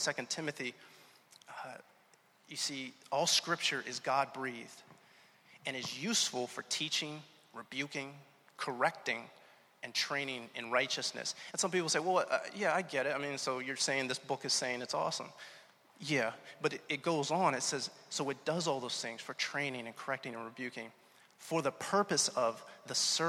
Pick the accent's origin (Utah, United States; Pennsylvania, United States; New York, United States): Pennsylvania, United States; Pittsburgh; also born or lived in Atlanta, Georgia; now in Rhode Island, United States; I'm really from Pittsburgh originally